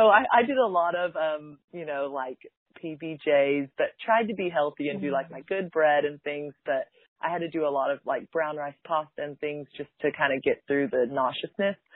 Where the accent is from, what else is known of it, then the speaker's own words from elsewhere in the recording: Dallas, Texas, United States; I'm from Dallas